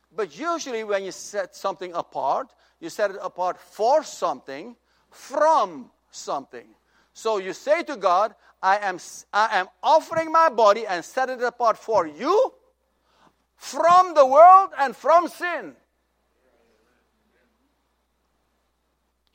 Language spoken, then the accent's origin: English; Suriname; moved away; In my home country of Suriname, the capital is Paramaribo.